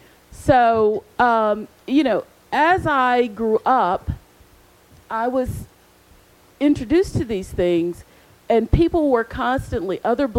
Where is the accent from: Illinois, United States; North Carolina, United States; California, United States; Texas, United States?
North Carolina, United States; Charlotte; because I grew up in Charlotte, I would go to our local agency